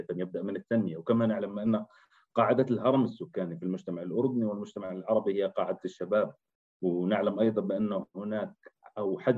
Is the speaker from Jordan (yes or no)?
yes; Jordan; احنا كشباب اردني